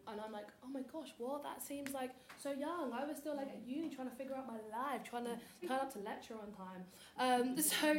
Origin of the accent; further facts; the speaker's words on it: Nigeria; because I'm Nigerian